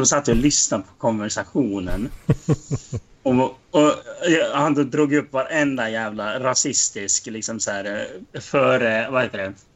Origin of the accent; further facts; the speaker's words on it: Dalarna County, Sweden; vi är från Dalarna